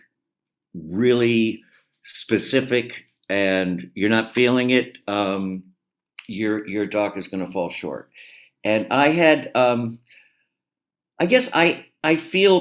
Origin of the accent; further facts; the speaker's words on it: Los Angeles, California, United States; I grew up in Los Angeles and a very heady environment.